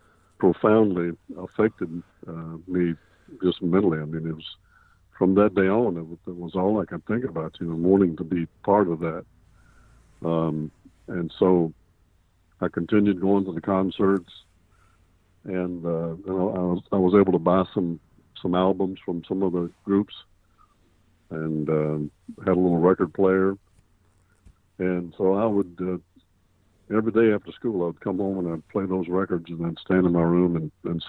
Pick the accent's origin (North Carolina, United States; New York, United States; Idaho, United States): North Carolina, United States; Raleigh; I was born and raised in and around Raleigh, North Carolina